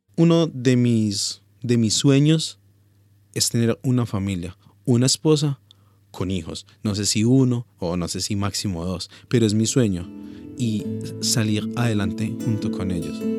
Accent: Pereira, Risaralda, Colombia; moved away as an adult; now in Australia

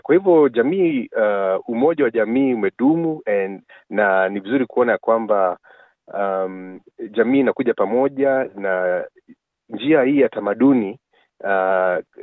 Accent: Kenya; now in Victoria, Australia; sisi ni Wakenya

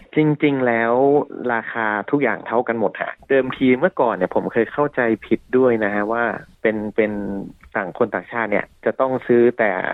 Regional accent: Lampang, Thailand; moved away; also born or lived in Bangkok / Melbourne, Australia; บ้านผมอยู่ที่ลำปาง

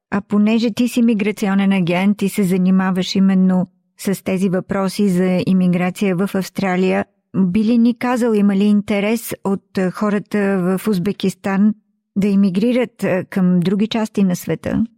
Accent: Bulgaria; moved away; в България, когато ние се върнем там, откъдето сме дошли

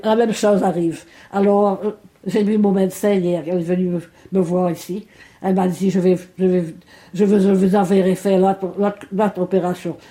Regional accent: Mauritius; moved away as an adult; now in Melbourne, Australia; le jour que j'ai quitté Maurice

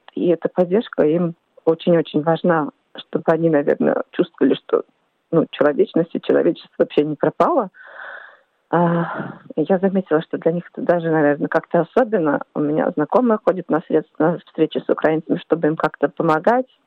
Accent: Czechia; now in Perth, Australia; Я родом из Чешской Республики, проживаю в Перте

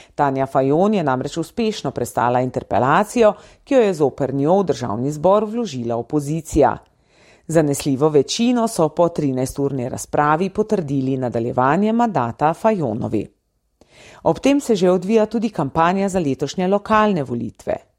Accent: Slovenia; Slovenci smo

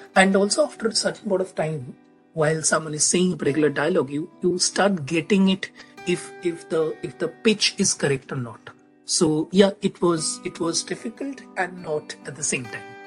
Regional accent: India; I'm from India

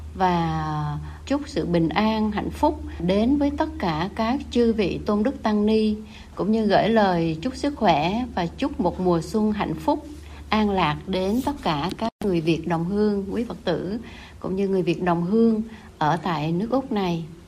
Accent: Vietnam; now in Melbourne, Australia; nhớ đến những ngày mình còn sống ở quê hương nhưng mà tại cái quê hương thứ hai nơi mình đang sống

